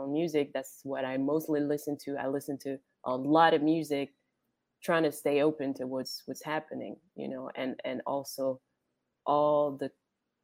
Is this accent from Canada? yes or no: no; France; moved away; also born or lived in French Caribbean; I'm from France and French Caribbean.